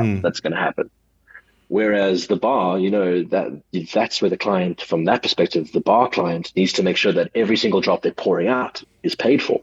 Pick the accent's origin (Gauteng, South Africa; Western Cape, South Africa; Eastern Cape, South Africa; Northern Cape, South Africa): Gauteng, South Africa; Johannesburg; also born or lived in KwaZulu-Natal / Cape Town; I was born in uh, Johannesburg, South Africa